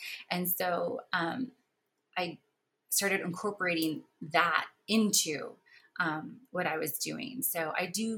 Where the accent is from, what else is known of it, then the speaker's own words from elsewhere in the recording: Mexico; moved away; I was born in Mexico.